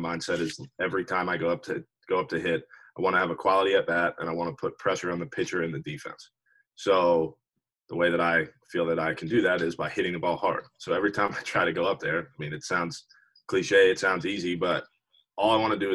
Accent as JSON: {"language": "English", "town": "Richmond", "region": "Virginia", "country": "United States", "tie": "born or raised there", "also_born_or_lived": "Norfolk, Virginia", "said": "So I'm from Richmond, Virginia, like you said. I went to James River High School in Richmond"}